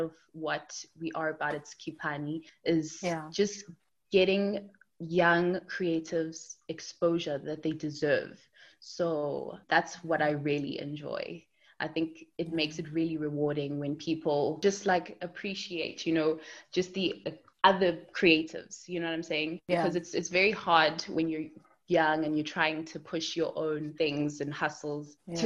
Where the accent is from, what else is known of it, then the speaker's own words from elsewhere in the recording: Durban, KwaZulu-Natal, South Africa; moved away as an adult; now in Jersey; I am originally from Durban, but now I'm living in Jersey